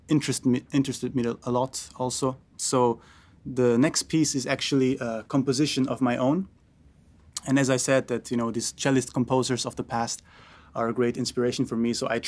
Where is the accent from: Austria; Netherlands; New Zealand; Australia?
Austria; I was born in Austria and I grew up in Austria, which is a great place for classical music, obviously.